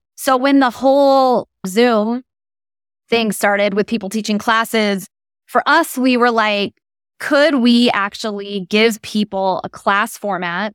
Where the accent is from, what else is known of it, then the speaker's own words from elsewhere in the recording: Portland, Oregon, United States; I'm originally from the Pacific Northwest, so I grew up in Portland, Oregon